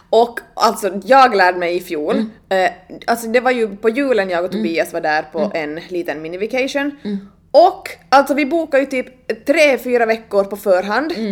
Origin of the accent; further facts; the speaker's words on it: Helsinki, Uusimaa, Finland; Ja, ja, jag kommer från Helsingfors.